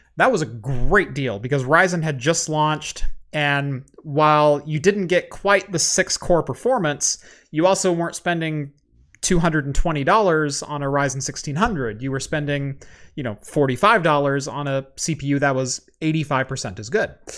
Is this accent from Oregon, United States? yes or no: yes; Eugene, Oregon, United States; I am from Eugene